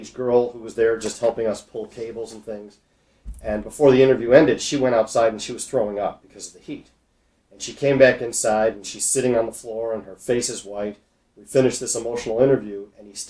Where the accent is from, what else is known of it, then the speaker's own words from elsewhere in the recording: Skokie, Illinois, United States; I grew up in Skokie